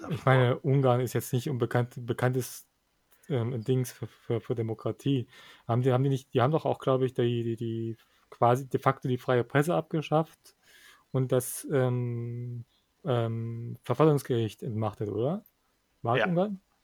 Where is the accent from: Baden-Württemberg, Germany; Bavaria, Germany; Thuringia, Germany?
Thuringia, Germany; bei uns in Thüringen